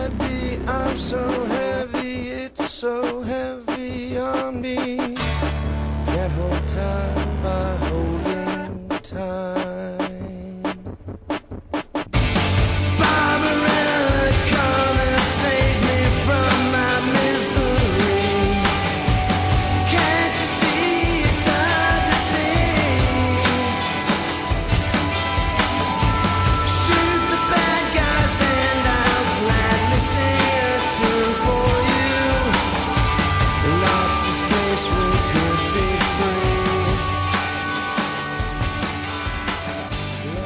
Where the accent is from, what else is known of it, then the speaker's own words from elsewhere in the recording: Chicago, Illinois, United States; We're from Chicago